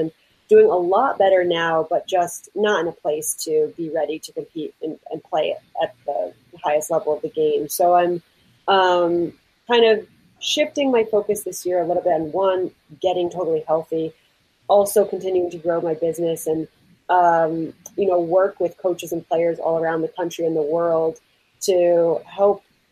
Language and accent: English; New Jersey, United States; I'm from North Jersey originally